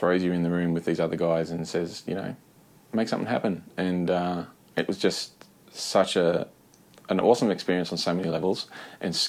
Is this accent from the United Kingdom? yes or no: no; Brisbane, Queensland, Australia; Brisbane, which was my hometown